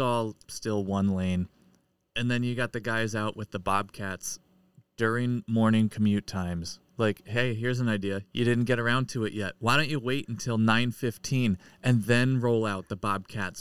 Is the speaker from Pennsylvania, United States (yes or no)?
yes; Pennsylvania, United States; now in New England, United States; I'm from Pennsylvania